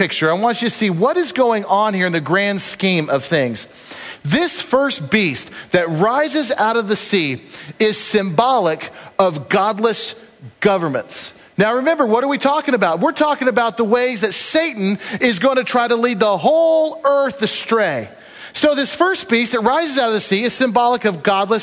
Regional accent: United States; I love our country, and I'm proud American

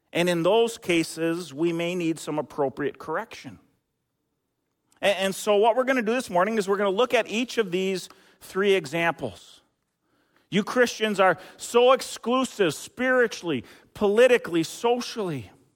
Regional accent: Eden Prairie, Minnesota, United States; moved away; I worked at a grocery store back in my hometown, Eden, Eden Prairie

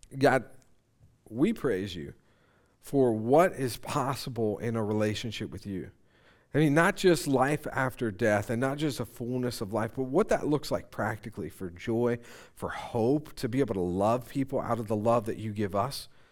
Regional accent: Conestoga area, Pennsylvania, United States; I grew up in the Conestoga area

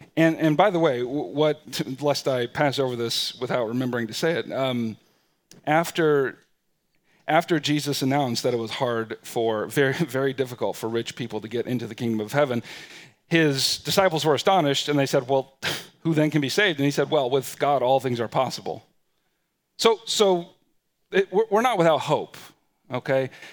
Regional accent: United States; we're American citizens, and we live in what is perhaps one of, if not the most powerful nations in the world

